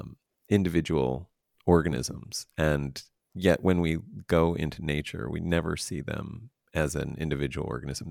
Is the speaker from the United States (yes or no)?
yes; East Coast, United States; moved away as an adult; also born or lived in New York; I grew up in the East Coast